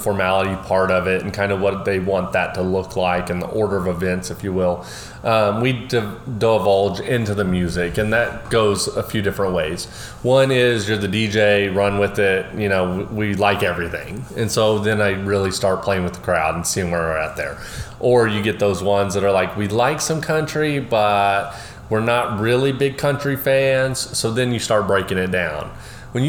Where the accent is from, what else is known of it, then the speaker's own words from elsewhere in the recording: Oklahoma, United States; moved away; also born or lived in Houston, Texas; I'm from Oklahoma originally. My dad had a little 20-acre gentleman farm. School was K through 12, 600 students.